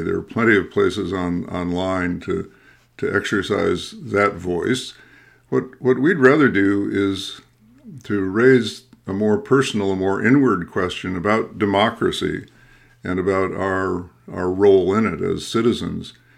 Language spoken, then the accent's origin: English; Midwest, United States; I'm a Midwesterner too, uh, who's you know who was formed or deformed in the culture of nice